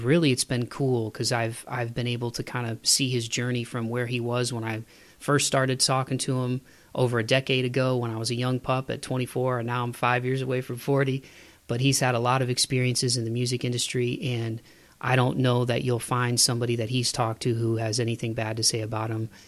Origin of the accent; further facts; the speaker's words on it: Toledo, Ohio, United States; moved away; back home in my hometown of Toledo.